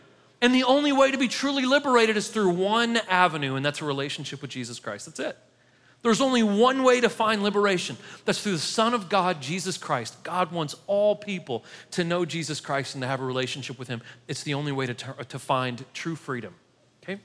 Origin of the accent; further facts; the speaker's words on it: United States; as an American